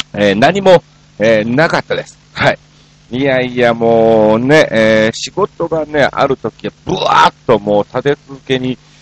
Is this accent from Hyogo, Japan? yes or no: no; Osaka, Japan; moved away as an adult; now in Tokyo, Japan; 大阪出身っていうのはご存